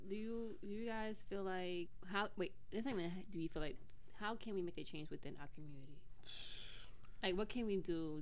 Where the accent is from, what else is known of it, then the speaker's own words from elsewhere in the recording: New York City, New York, United States; I'm from Bushwick